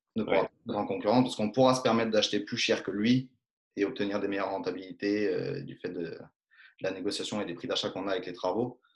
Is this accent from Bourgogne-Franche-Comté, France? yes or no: no; Drôme, near Romans, Valence, Auvergne-Rhône-Alpes, France; je suis originaire de la Drôme, en Rhône-Alpes, proche de Romans, Valence